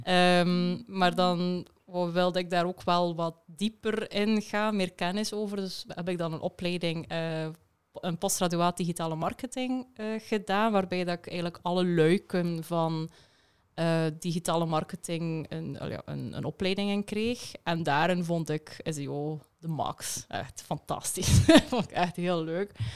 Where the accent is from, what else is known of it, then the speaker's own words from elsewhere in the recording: West Flanders, Belgium; accent: West Flemish; West-Vlaams zal ik alvast ook eh, meegeven. Mijn vlaamse tongval zit er wel tussen